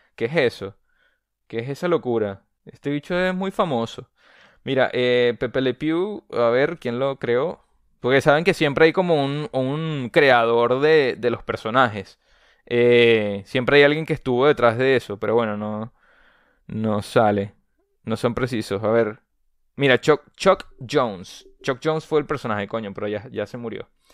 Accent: Venezuela; yo soy venezolano

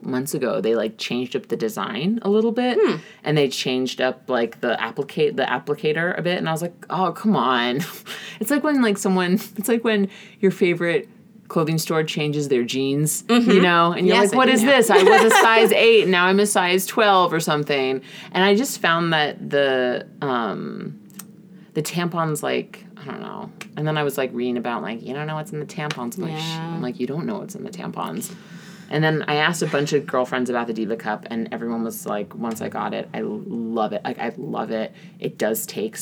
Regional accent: New York, United States; I'm from New York

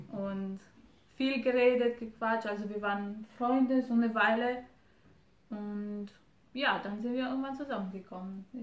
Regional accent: Romania; German is a second language; moved away as an adult; now in Germany; ich komme aus Rumänien und ich bin seit vier Jahren in Deutschland.

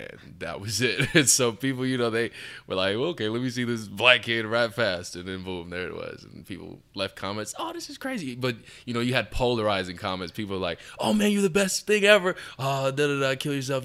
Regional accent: Peoria, Arizona, United States; also born or lived in Surprise, Arizona; I grew up in Peoria. I went to Peoria Elementary, and I've always been in that area.

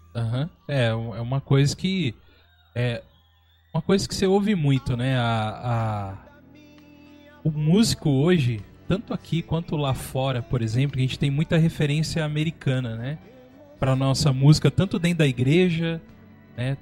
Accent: São Paulo, Brazil; moved away as an adult; now in São José dos Campos, Brazil; eu era de São Paulo, né? Hoje a gente está aqui em São José dos Campos. Mas minha infância foi em São Paulo, minha adolescência lá também

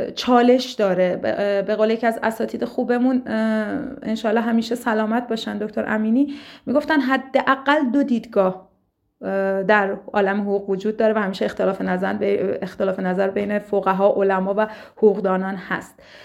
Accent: Lahijan, Gilan, Iran; also born or lived in Tehran; در شهرستان ساکن بودم من ساکن گیلان و لاهیجان هستم شهر بسیار زیبایی که بعد از تحصیل در دانشگاه شهید بهشتی مجددا بهش برگشتم

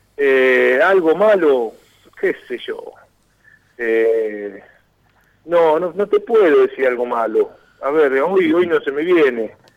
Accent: San Andrés de Giles, Buenos Aires Province, Argentina; yo tengo un complejo acá en mi pueblo, en San Andrés de Giles

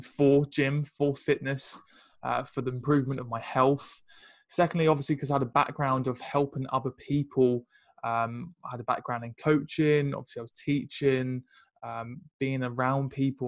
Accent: Ipswich, East of England, United Kingdom; moved away as an adult; also born or lived in London; i come from Ipswich originally uh, moved, to London

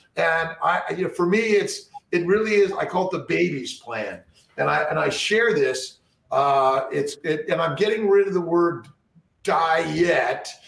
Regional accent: Los Angeles, California, United States; I grew up in Los Angeles

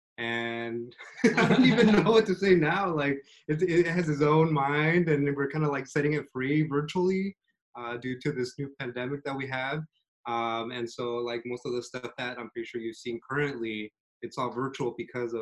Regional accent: Fairfield, California, United States; also born or lived in Long Beach, California / New Haven, Connecticut; I'm from Fairfield, which is like the next town over from here, from Vallejo

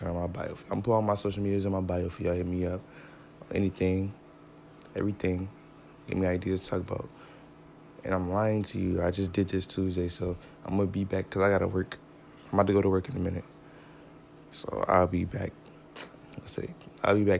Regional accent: New York, United States; I'm from New York. 716, just to be exact.

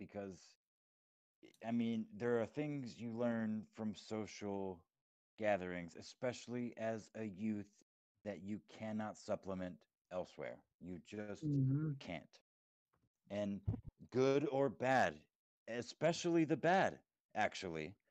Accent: Texas, United States; moved away as an adult; my childhood growing up in Texas, was 10 years ago when I moved up to the area that I live in now

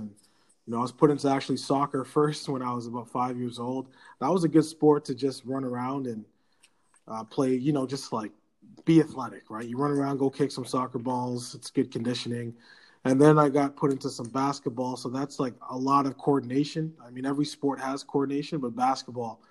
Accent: Ottawa, Ontario, Canada; also born or lived in Nova Scotia; I grew up in the Ottawa community where I spent all my time playing sports

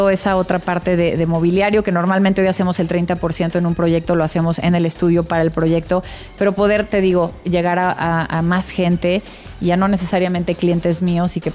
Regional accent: Oaxaca, Mexico; desde donde nací, la casa de mis abuelos donde crecí en Oaxaca, la casa de mi abuela Virginia del siglo XVIII en San Ángel, un poco de dónde vengo

